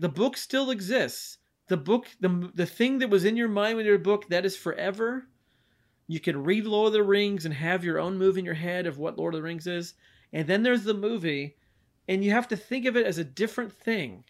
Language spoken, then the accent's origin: English; Washington, United States; we're from Washington